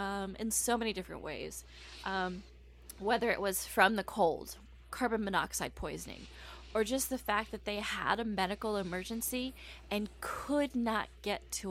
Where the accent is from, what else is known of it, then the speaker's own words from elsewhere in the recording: Corpus Christi, Texas, United States; I grew up around Corpus Christi, Texas, the Gulf of Mexico